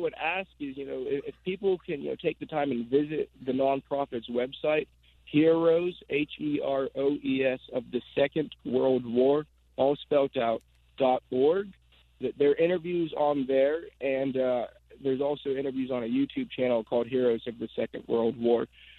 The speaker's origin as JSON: {"language": "English", "town": "Agoura Hills", "region": "California", "country": "United States", "tie": "born or raised there", "said": "Agoura Hills, California."}